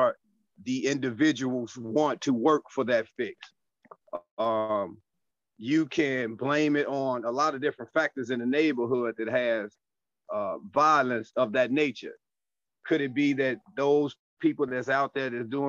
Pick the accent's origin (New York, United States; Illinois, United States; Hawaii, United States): Illinois, United States; Chicago; coming from Chicago. I'm out of the South Suburbs